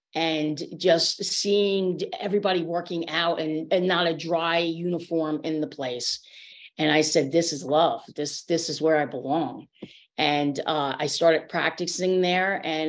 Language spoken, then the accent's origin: English; New York, United States; one of 11 siblings. I was born in New York. I was raised upstate New York and moved around a lot.